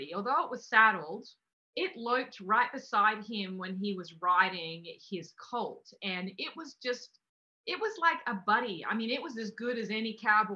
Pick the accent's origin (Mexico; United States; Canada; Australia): Australia; I'm from Australia.